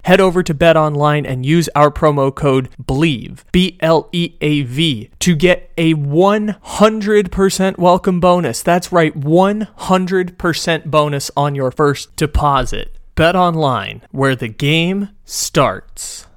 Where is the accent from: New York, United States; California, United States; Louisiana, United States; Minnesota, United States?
California, United States; San Diego; now in Sacramento, United States; the Padres, lovable losers my entire lifetime, hometown San Diego team